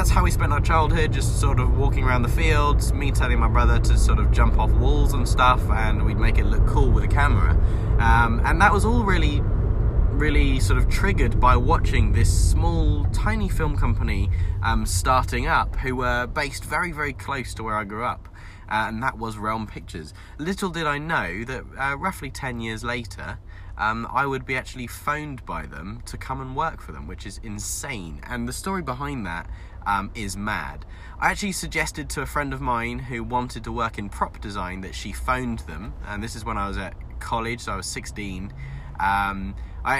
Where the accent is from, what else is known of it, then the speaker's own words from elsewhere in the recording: Devon, South West England, United Kingdom; I grew up in Devon